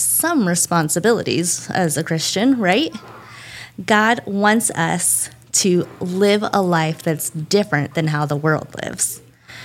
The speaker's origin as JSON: {"language": "English", "country": "United States", "said": "I'm a real bad American"}